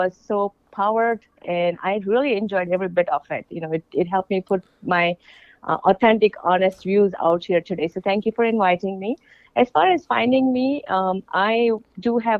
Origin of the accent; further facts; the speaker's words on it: India; moved away; I'm from India